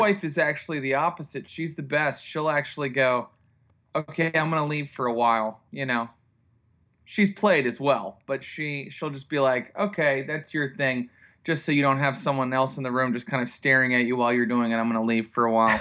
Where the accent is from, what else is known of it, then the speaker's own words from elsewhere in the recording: Morgantown, West Virginia, United States; I'm from Morgantown, West Virginia.